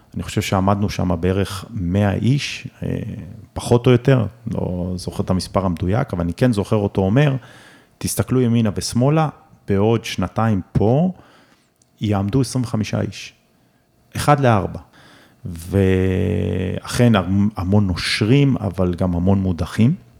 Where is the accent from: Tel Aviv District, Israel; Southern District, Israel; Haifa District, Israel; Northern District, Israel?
Southern District, Israel; Omer; אני גדלתי בעומר, וגדלתי לזוג הורים שכירים